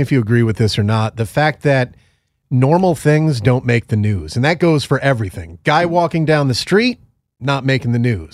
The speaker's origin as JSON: {"language": "English", "region": "Northeast", "country": "United States", "tie": "born or raised there", "said": "I grew up in the Northeast. I grew up in a place with a very high Jewish population"}